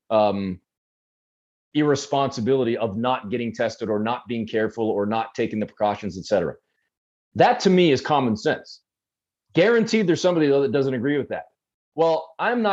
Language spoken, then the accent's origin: English; Canada; I was born and raised in Canada